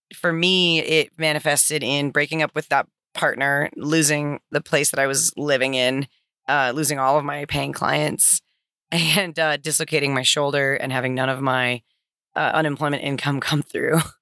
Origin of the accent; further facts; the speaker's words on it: Santa Cruz, California, United States; I am originally from Santa Cruz, California